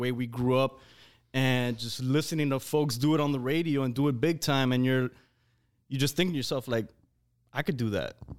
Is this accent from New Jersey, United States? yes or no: no; Hialeah, Florida, United States; we all come from the same place.